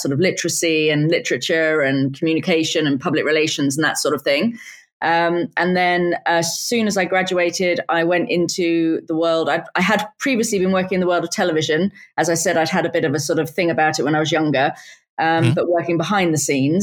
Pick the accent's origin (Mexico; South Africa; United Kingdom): United Kingdom; I was born and raised just outside of London